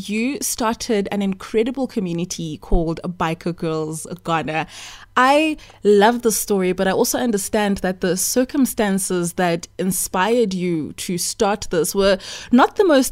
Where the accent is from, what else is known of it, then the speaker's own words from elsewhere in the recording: South Africa; as a South African